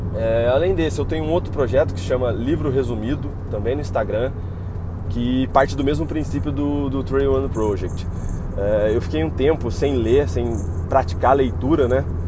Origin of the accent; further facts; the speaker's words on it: Taubaté, São Paulo, Brazil; sou de Taubaté, trabalho em Campos do Jordão